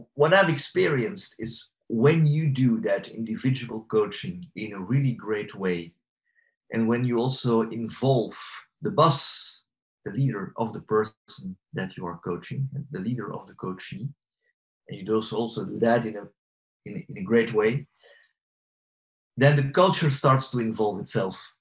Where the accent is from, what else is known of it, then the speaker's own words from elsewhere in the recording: Belgium; I'm from Belgium